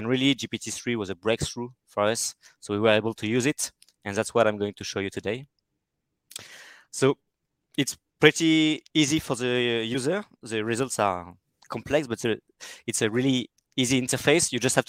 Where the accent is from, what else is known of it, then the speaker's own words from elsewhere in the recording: France; accent: French; English is a second language; France. Perfect. You can hear it from my accent.